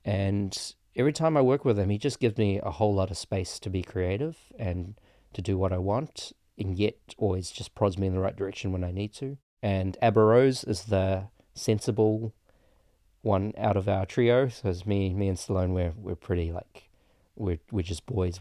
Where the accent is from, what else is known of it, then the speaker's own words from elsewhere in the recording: Auckland, New Zealand; also born or lived in Petaling Jaya, Malaysia; In my area, I grew up on the North Shore